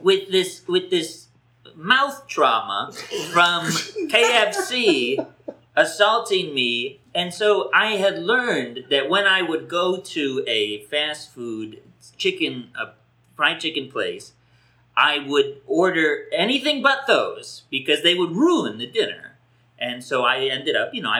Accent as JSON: {"language": "English", "region": "the North", "country": "United States", "tie": "born or raised there", "moved": "yes", "said": "I grew up in the North"}